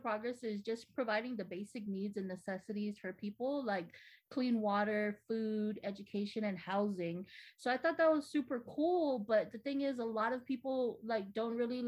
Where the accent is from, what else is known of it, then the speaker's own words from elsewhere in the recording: Ordot, Guam; moved away as an adult; now in San Diego, United States; I was born and raised on Guam. I'm from the village of Ordot